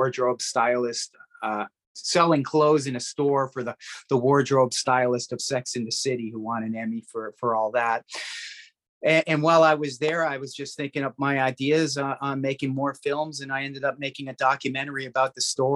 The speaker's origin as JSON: {"language": "English", "town": "Toronto", "region": "Ontario", "country": "Canada", "moved": "yes", "said": "I'm from Toronto"}